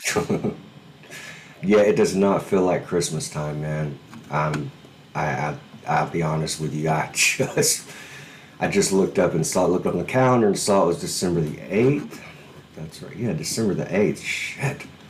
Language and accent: English; Alabama, United States; moved away; I'm from Alabama originally